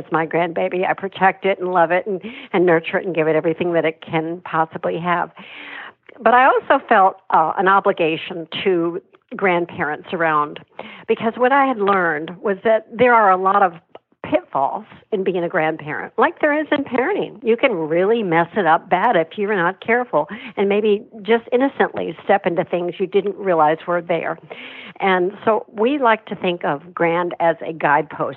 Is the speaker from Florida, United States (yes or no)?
yes; Miami, Florida, United States; I grew up in Miami, and sadly, our family was not in a good place